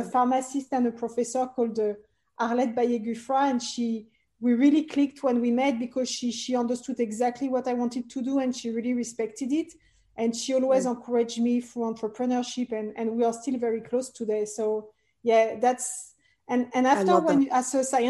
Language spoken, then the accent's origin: English; Paris, Île-de-France, France; I'm originally French. I was born and raised in Paris, France